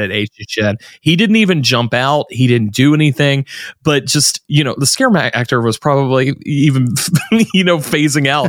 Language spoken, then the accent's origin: English; the South, United States; I'm from the South